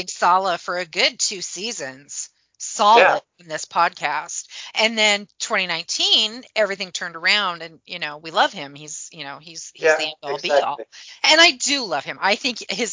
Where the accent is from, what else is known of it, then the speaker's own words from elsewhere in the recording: United States; as an American, as a Yank